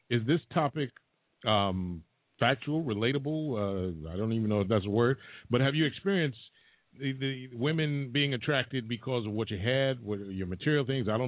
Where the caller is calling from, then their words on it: New York City, New York, United States; I'm calling from the Bronx, New York.